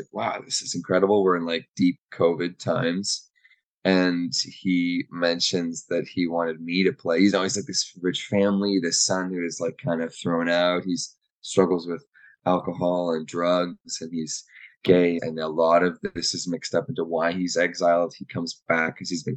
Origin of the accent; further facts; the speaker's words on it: Waterloo, Ontario, Canada; I'm from Waterloo, Kitchener, Waterloo